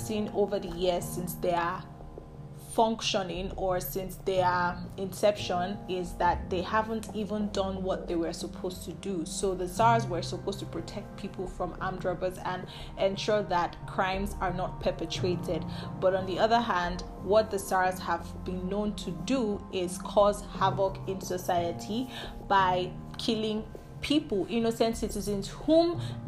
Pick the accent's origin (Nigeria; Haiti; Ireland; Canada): Nigeria; my home country, Nigeria.